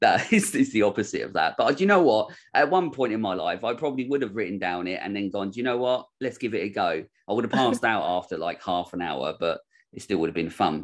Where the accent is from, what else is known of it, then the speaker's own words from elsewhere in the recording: United Kingdom; I'm British